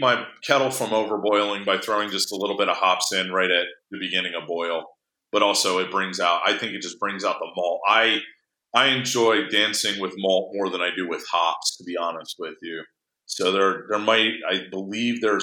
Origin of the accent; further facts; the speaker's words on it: New Jersey, United States; now in Tumwater, United States; I grew up in New Jersey.